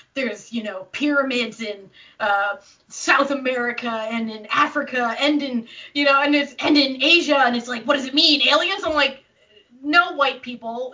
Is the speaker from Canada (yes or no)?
yes; Canada; I grew up in Canada. My dad was Canadian